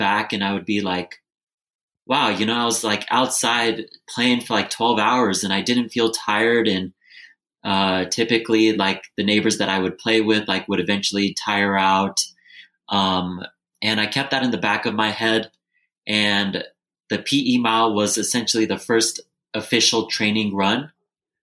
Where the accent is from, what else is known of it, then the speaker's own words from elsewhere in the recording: Bay Area, California, United States; also born or lived in Lancaster, California; But I grew up in the Bay Area